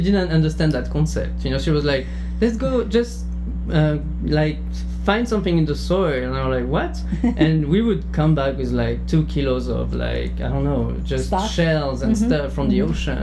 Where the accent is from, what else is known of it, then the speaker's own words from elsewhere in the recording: near Bordeaux, Médoc, Nouvelle-Aquitaine, France; English is a second language; moved away; I'm from Bordeaux. Mm-hmm. I mean, close to Bordeaux, a very small town in the countryside, exactly more like the beginning of the Médoc